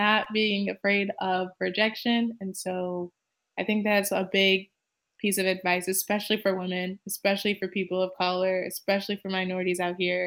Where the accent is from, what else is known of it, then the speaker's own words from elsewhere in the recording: Michigan, United States; now in San Francisco Bay Area, United States; I'm from Michigan